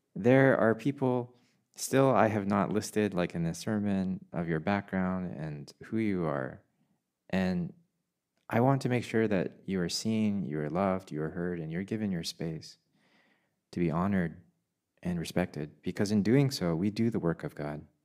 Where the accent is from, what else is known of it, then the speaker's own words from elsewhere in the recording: Canada; moved away; also born or lived in England; I have never felt more Canadian than I have when I lived in a foreign country